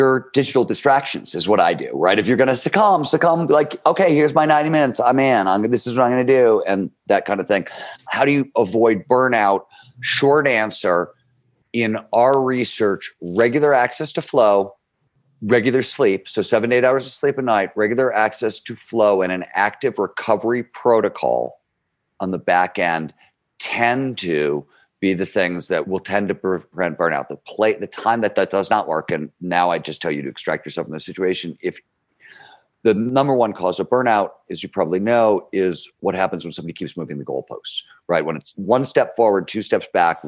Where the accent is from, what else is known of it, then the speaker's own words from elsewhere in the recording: Cleveland, Ohio, United States; I grew up in Cleveland, Ohio. It's a blue-collar steel mill of town. It's the 1970s.